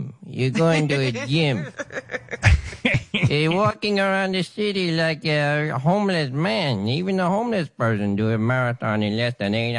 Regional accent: Iran; moved away; I'm from Iran.

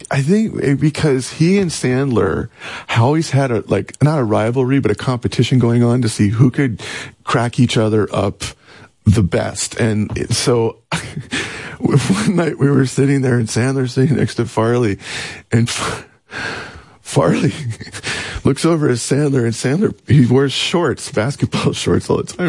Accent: Canada; moved away; also born or lived in Seattle / Los Angeles; I'm Canadian.

